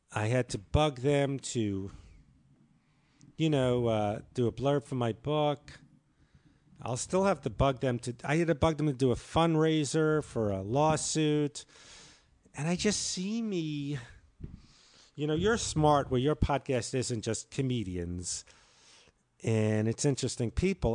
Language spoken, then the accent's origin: English; New York, United States; I'm the New Yorker